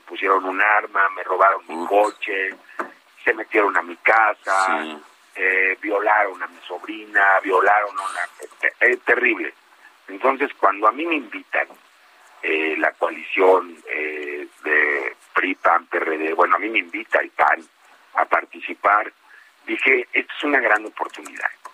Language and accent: Spanish; Metepec, State of Mexico, Mexico; yo soy, soy aquí de Metepec, amo profundamente a mi pueblo